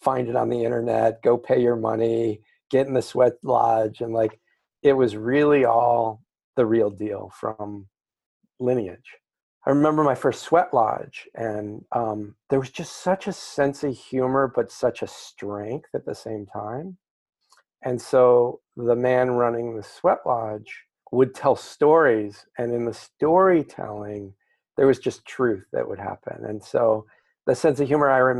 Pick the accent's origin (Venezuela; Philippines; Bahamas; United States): United States; New Mexico; I grew up in New Mexico